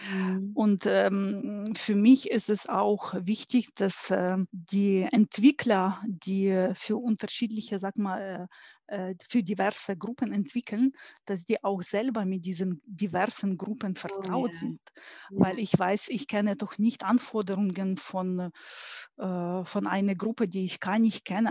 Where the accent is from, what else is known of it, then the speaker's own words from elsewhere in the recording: Ukraine; German is a second language; moved away as an adult; now in Stuttgart, Germany; Ich bin gebürtige Ukrainerin und ähm, bin ähm, hier in äh, Stuttgart seit über 20 Jahren